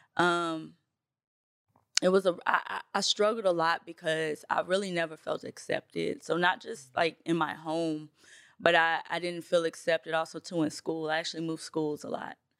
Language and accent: English; Nashville, Tennessee, United States; also born or lived in Bronx, New York; I am from Nashville, Tennessee. I was born in the Bronx, New York. That's where my family is from